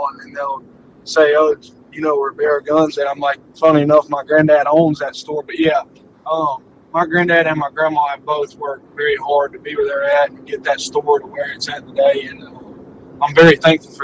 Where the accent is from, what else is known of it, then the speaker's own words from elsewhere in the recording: Butler, Georgia, United States; growing up in Butler